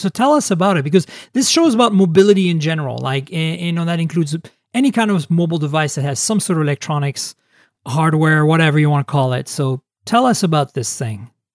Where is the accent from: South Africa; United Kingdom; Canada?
Canada; moved away; also born or lived in Europe; I grew up in Canada and in Europe